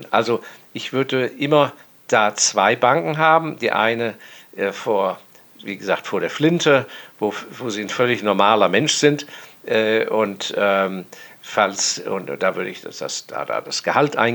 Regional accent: Hong Kong; Und ich bin äußerst dankbar, dass ich in meiner Jugend in Hongkong aufgewachsen bin, weil mein Vater da auf Posten war.

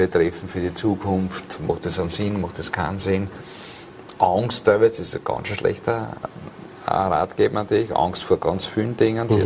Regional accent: Vienna, Austria; in dem Biotop, wo ich aufgewachsen bin, in Wien Favoriten.

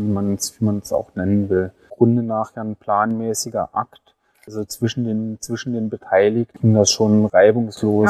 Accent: Saarland, Germany; moved away as an adult; now in Lusatia, Germany; Ich komme ursprünglich aus dem Saarland, äh, lebe aber seit über zehn Jahren in der Lausitz

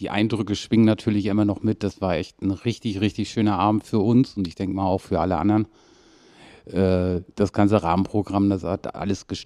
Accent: Kiel, Schleswig-Holstein, Germany; Also aufgewachsen bin ich in Kiel-Mettenhof.

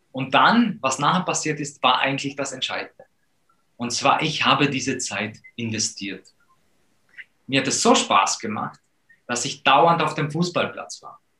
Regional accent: Poland; wir sind aufgewachsen in Polen und mein Vater war dort schon Profi von meiner Geburt aus.

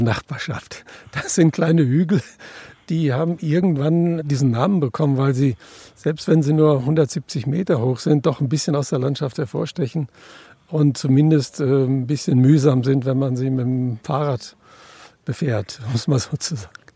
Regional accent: near the Ruhr area, North Rhine-Westphalia, Germany; Ich komme aus der Nähe vom Ruhrgebiet

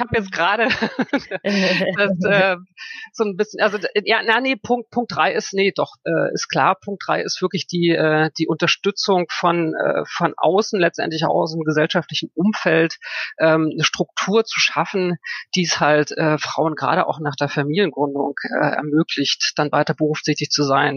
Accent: Germany; moved away as an adult; also born or lived in Frankfurt am Main; Ich bin in der DDR groß geworden

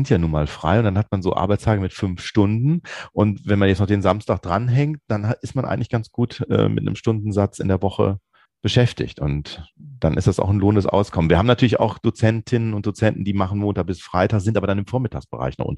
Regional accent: Bonn, North Rhine-Westphalia, Germany; Also es ist ja, wir kommen aus Bonn. In Bonn ist eigentlich eine recht gute Kundschaft.

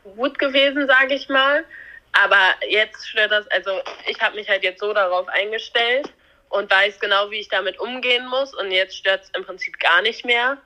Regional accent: near the Dutch border, Germany; Marsbergen liegt halt relativ nah ja an meinem Heimatort, würde ich mal so sagen. Also wir sind relativ dicht an der holländischen Grenze.

